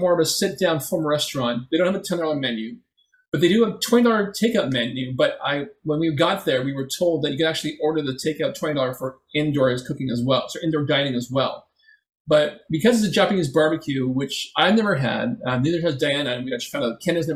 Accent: Philippines; also born or lived in Etobicoke, Toronto; now in Toronto, Canada; we're Filipino

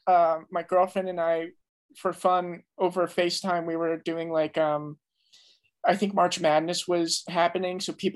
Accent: New Jersey, United States; I'm currently still in New Jersey.

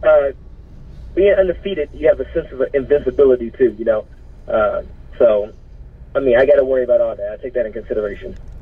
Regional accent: Missouri, United States; I come from the Missouri

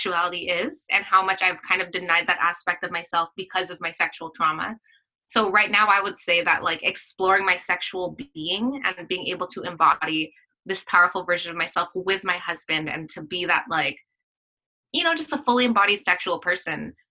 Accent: Philippines; I'm Filipino

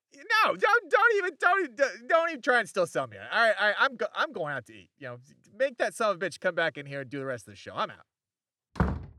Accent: Chicago, Illinois, United States; Chicago, Illinois

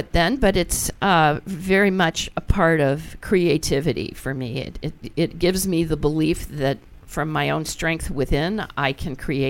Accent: Beach Haven, New Jersey, United States; I grew up a lot of my early years in Beach Haven, New Jersey.

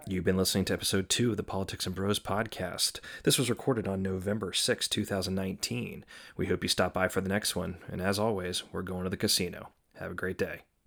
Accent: Atlanta, Georgia, United States; moved away as an adult; also born or lived in Washington, District of Columbia, United States / Chicago; I'm from Atlanta

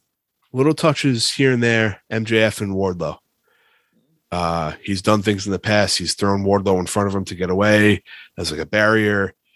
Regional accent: Long Island, New York, United States; We're from Long Island.

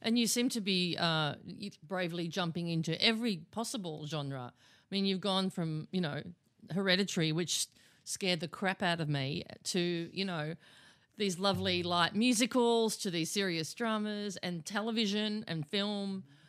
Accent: Australia

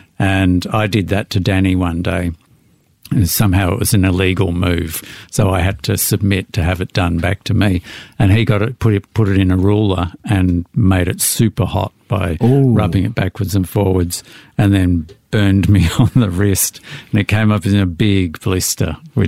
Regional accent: Melbourne, Victoria, Australia; I was in the inner city in Pascoe Vale for the first 8 or 9 years, and then we moved out to the eastern suburbs, which was all rapidly converted in orchards into new housing estates.

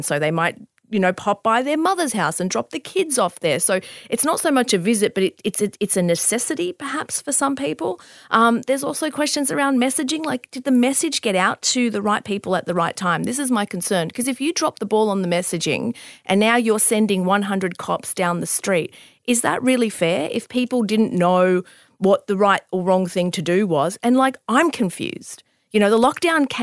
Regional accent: Bankstown, New South Wales, Australia; I grew up in that area. I grew up in Bankstown.

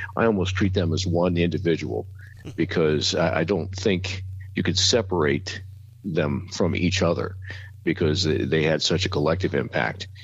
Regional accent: Columbus, Ohio, United States; moved away as an adult; also born or lived in Bowling Green, Ohio / Newark, Ohio; now in Dayton, United States; originally from Columbus, uh, went to Northland High School, graduated from there in 1975

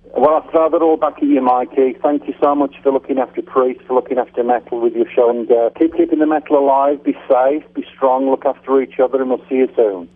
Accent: United Kingdom; moved away as an adult; also born or lived in Phoenix, United States; I'm back in my home country, in my hometown

